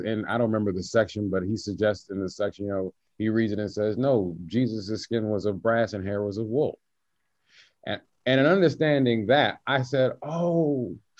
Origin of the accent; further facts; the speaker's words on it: the South, United States; I'm from the South